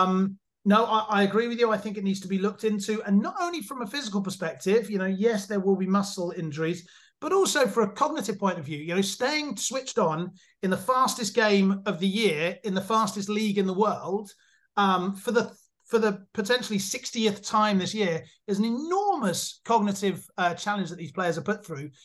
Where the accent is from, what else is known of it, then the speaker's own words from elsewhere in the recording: England, United Kingdom; now in Germany; I'm English, but I live in Germany